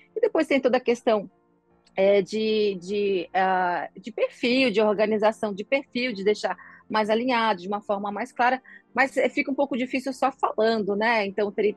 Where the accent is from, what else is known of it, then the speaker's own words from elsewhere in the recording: Florianópolis, Santa Catarina, Brazil; Sou de Floripa